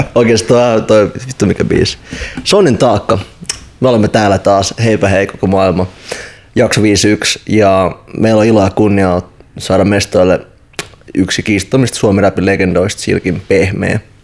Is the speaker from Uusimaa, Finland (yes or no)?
yes; Helsinki, Uusimaa, Finland; mä itse kasvoin Itästadissa